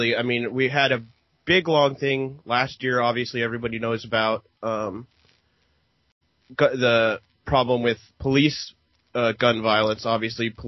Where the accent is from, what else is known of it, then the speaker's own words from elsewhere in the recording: Oregon, United States; here in my home state of uh, Oregon